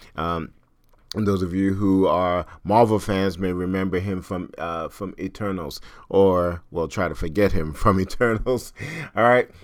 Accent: New York, United States; I'm from New York

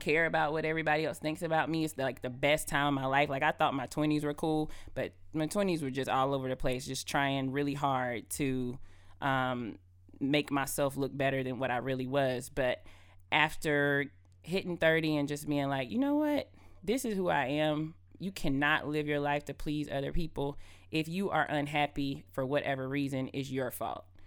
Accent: Adel, Georgia, United States; I'm originally from Adel, Georgia

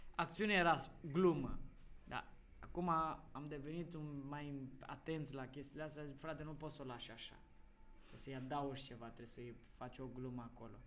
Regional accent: Moldavia, Romania; ca moldovean

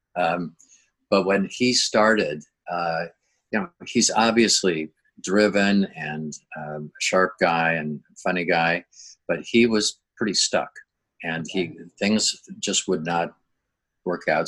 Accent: Minnesota, United States; moved away as an adult; now in La Jolla, United States; I grew up in Minnesota

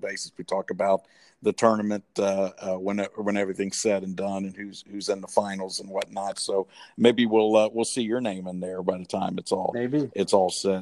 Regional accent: Ohio, United States; I'm from Ohio.

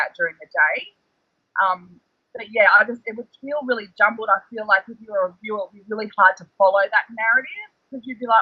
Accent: North Queensland, Australia; Where we're from, I'm from North Queensland, so we get cyclones

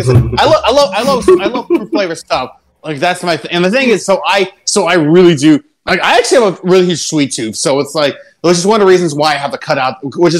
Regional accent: Pennsylvania, United States; I'm from Pennsylvania

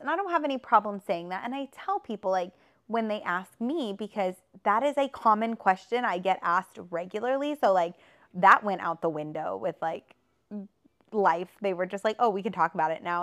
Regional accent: Texas, United States; I was brought up in Texas in a religious area

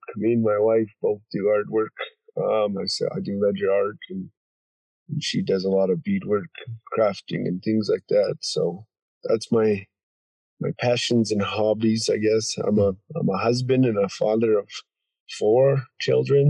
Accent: Browning, Montana, United States; moved away as an adult; now in Kalispell, United States; I'm from Browning, Montana, Blackfeet Reservation

